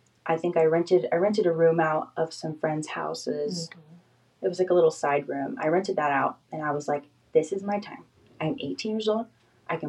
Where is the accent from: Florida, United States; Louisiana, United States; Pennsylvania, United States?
Florida, United States; moved away as an adult; I'm from Florida